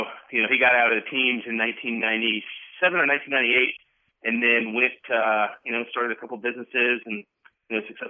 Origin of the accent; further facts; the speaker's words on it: Georgia, United States; moved away as an adult; also born or lived in Washington; now in Seattle, United States; I'm from Georgia, born and raised